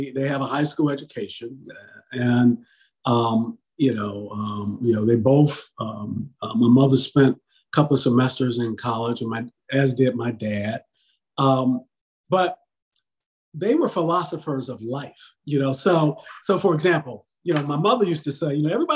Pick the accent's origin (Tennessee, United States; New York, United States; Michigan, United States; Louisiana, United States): Michigan, United States; Detroit; moved away; when I was growing up in Detroit